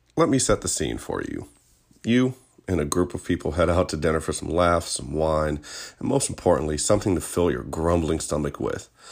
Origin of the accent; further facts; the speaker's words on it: Richmond, Virginia, United States; I'm from Virginia, born and raised